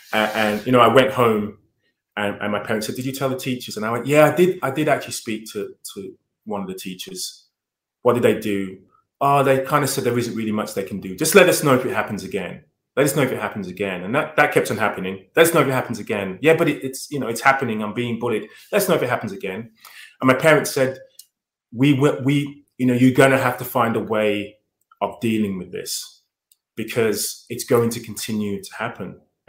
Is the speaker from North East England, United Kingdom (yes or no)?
no; London, United Kingdom; Yeah, so I mean, I suppose, you know, given that I'm 50 years old, the 70s was a long time ago